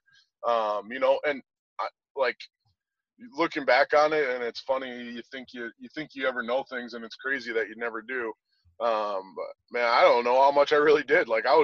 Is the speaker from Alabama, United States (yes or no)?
no; Wisconsin, United States; I'm from Wisconsin.